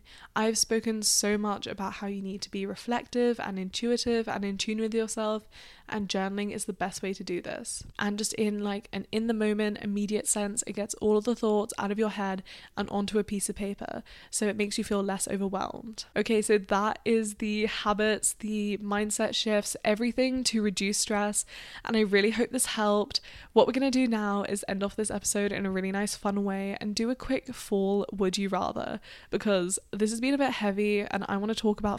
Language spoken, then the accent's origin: English; Australia; now in United Kingdom; Now, I'm from Australia in the UK, so we don't really celebrate Thanksgiving.